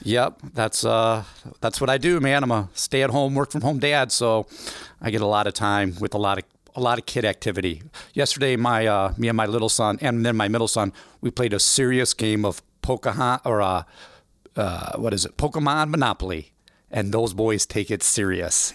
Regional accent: Belleville, Illinois, United States; also born or lived in Freeburg; I was born and raised in Belleville, Illinois all my life

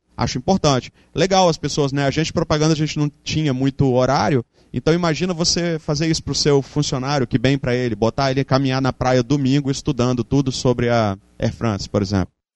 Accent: Espírito Santo, Brazil; moved away as an adult; also born or lived in Santa Maria, Rio Grande do Sul; eu sou capixaba, sempre fui, voltei para cá por isso, mas eu morei cinco anos no Rio Grande do Sul

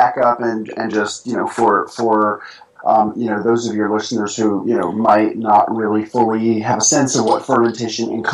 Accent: New York City, New York, United States; moved away as an adult; now in rural Tennessee, United States; as a kid growing up in New York City

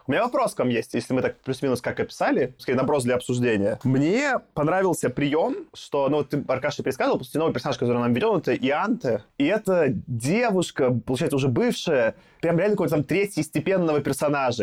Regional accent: Belarus; now in Russia; Я просто единственный белорус такой

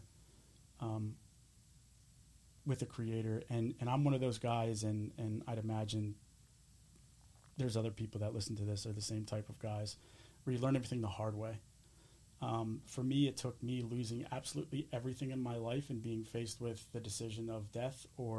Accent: Springfield, Pennsylvania, United States; also born or lived in Clifton Heights, Pennsylvania; I grew up in Delaware County, you know, when I was very, very young. Clifton Heights I lived

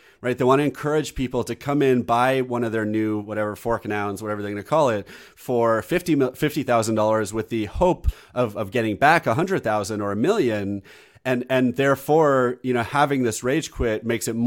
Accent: United States; I'm American.

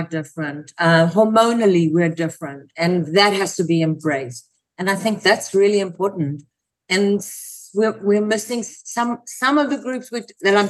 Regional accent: South Africa; now in United States; I come from South Africa, and I came to the States

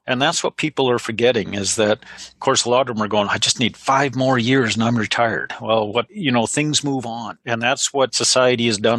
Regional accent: Alberta, Canada; I'm probably the only 100% Canadian built. Like, and I'm now promoting. We're Alberta built. We're Canadian built.

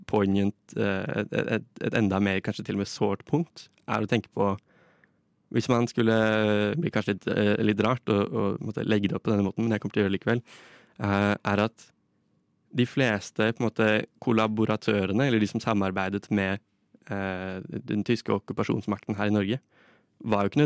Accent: Russia; Norwegian is a second language; Jeg kommer fra Russland, eh, og Russland har i nesten hele sin historie eh, vokst og, vokst

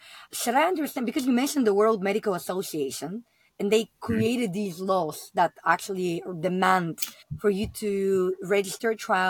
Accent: Bulgaria; also born or lived in United Kingdom; I'm originally from Bulgaria.

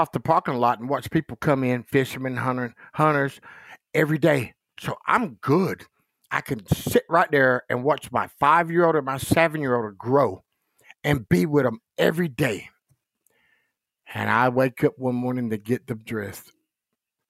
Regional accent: Goldsboro, North Carolina, United States; also born or lived in Rapid City, South Dakota; now in Gettysburg, South Dakota, United States; I grew up in a little old town called Goldsboro, North Carolina

